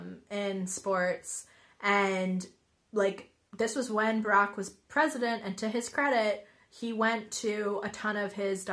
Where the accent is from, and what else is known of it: Washington, District of Columbia, United States; now in Manchester, United Kingdom